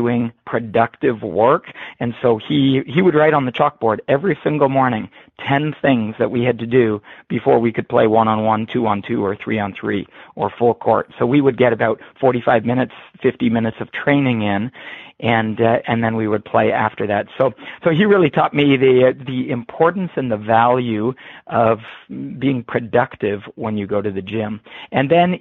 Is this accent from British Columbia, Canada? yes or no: no; Harrow, Ontario, Canada; also born or lived in Waterloo, Ontario; I grew up just across the border from Detroit, Michigan, in the small town of Harrow, Ontario, Canada.